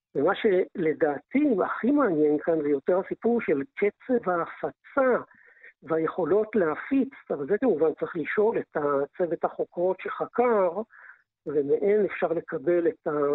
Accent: Israel; אנחנו כישראלים

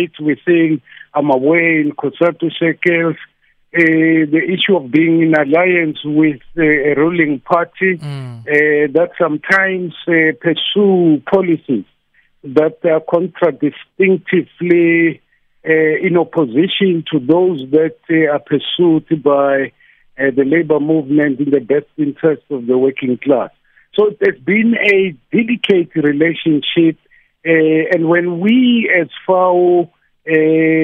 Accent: Soweto, Gauteng, South Africa; I'm from Dofaya, yeah, Meadowlands, Soweto. Born in 1968, grew up here

